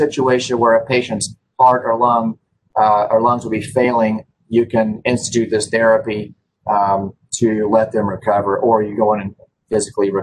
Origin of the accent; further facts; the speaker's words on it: Memphis, Tennessee, United States; My background is that I grew up here in Memphis